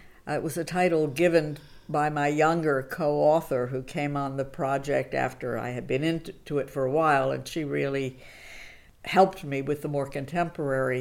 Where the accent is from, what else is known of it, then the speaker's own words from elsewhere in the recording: United States; I was born in the United States and grew up there.